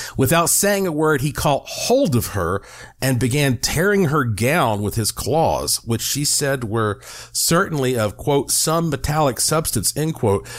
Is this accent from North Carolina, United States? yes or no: yes; North Carolina, United States; I grew up in North Carolina.